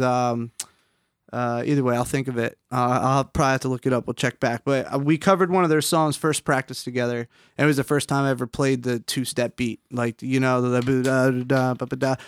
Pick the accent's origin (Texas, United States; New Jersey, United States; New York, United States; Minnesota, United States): New Jersey, United States; Upper Township; I grew up in Upper Township, New Jersey